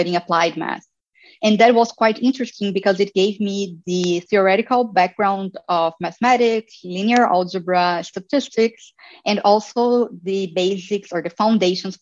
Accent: Campinas, São Paulo, Brazil; moved away as an adult; now in Berlin, Germany; I studied in the University of Campinas, which is in my hometown where I was born.

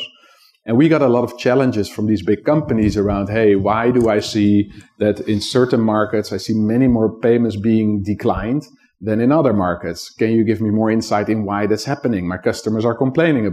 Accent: Netherlands; I grew up in the Netherlands

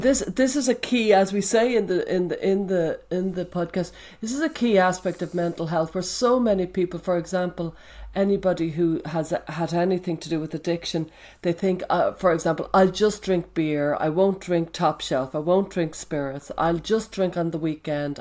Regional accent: Dublin, Leinster, Ireland; There was me in Dublin

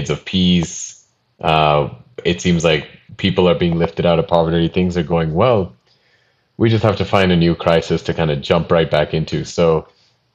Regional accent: United States; I'm from America

